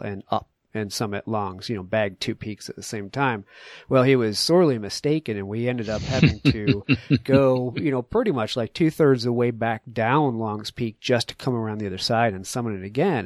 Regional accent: New England, United States; now in Colorado, United States; I grew up in New England with you at, at sea level

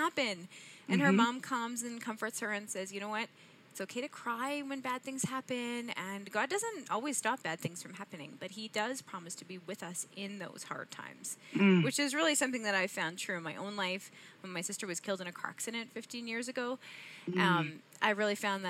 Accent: Edmonton, Alberta, Canada; accent: Canadian; I'm from Edmonton, which is just east of the Rocky Mountains in Canada

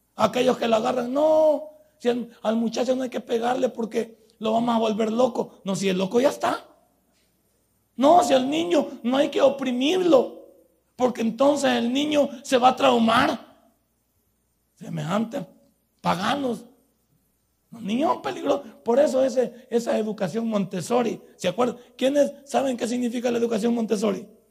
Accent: El Salvador; nosotros somos salvadoreños

